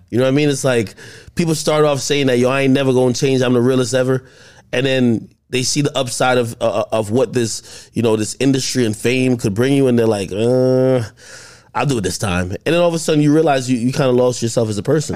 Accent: New Jersey, United States; also born or lived in Jamaica; originally I, I was born in Jamaica, but I grew up ever since, like, two thousand one. in Jersey.

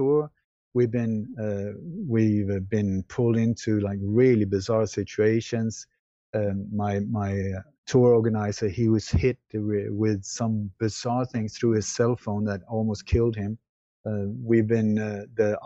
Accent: Sweden; moved away; also born or lived in Denmark; I was born in Denmark, but I grew up in Sweden

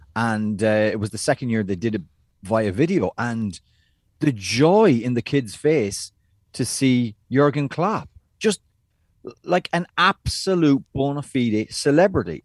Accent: United States

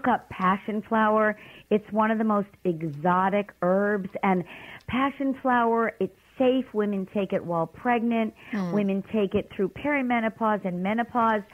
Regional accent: New York City, New York, United States; I'm from Brooklyn

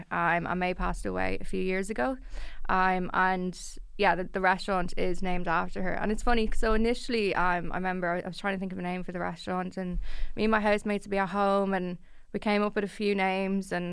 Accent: Blanchardstown, County Dublin, Ireland; really it was really nice as well that that Castleknock was their second occasion because I'm obviously I'm from Blanchardstown.

